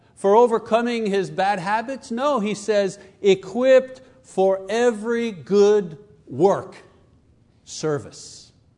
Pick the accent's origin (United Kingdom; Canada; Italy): Canada; I come from Canada.